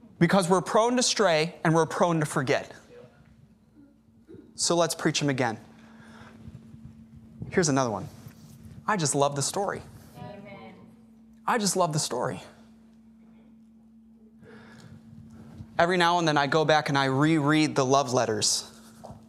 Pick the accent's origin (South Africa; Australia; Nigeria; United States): United States; Chicago, Illinois; now in Corpus Christi, United States; I'm from Chicago